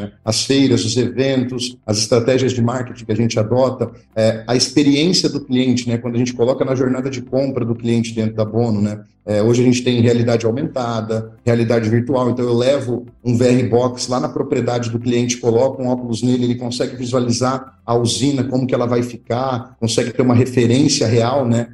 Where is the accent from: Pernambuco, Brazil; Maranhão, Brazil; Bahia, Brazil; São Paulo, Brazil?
São Paulo, Brazil; Ourinhos; Eu sou natural de Ourinhos, interior de São Paulo